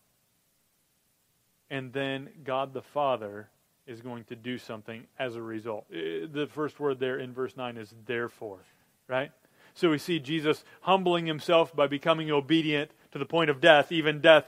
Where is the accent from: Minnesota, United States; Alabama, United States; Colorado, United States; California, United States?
Minnesota, United States; I grew up in Minnesota